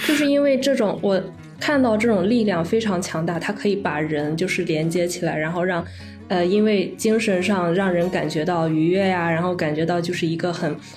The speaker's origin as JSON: {"language": "Chinese", "town": "Linyi", "region": "Shandong", "country": "China", "tie": "born or raised there", "also_born_or_lived": "Qingdao", "said": "我们老家是临沂的"}